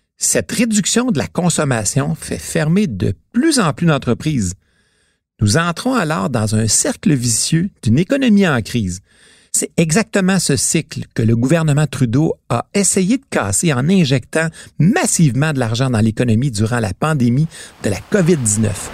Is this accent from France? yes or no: no; Quebec, Canada; Chez nous, au Québec